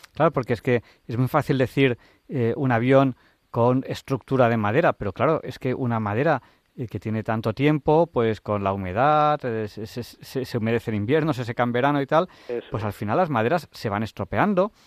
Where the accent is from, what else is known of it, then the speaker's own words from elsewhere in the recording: Catalonia, Spain; now in Madrid, Spain; yo eh, nací en Cataluña, vivía en Cataluña, y cuando me vine a Madrid